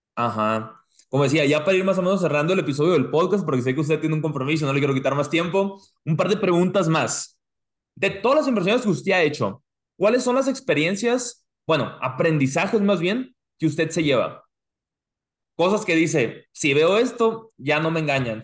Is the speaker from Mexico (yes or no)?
yes; Mexico; now in United States; nosotros como mexicanos, y yo me incluyo